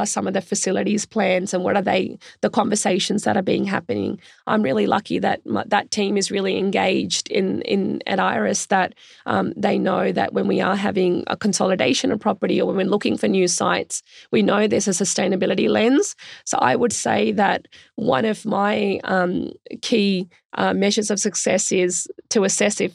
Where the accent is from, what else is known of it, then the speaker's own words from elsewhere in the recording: Australia; also born or lived in India; I was born in India, which was a developing country then, isn't so much now. And my family migrated to Australia when I was quite young